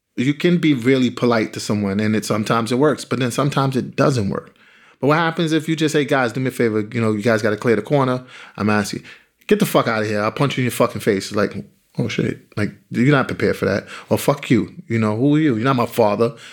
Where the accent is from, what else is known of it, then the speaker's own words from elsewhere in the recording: New York City, New York, United States; I grew up in Bedford Stuyvesant in Brooklyn on, uh, on Gates Avenue